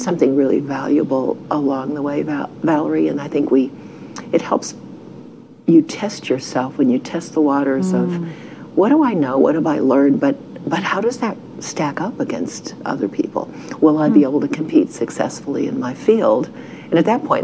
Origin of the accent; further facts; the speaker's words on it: Ohio, United States; moved away as an adult; now in Texas, United States; We grew up in Ohio